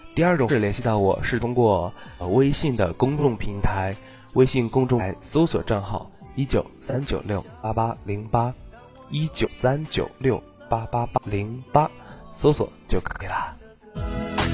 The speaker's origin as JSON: {"language": "Chinese", "region": "Northeast China", "country": "China", "said": "我也是东北的"}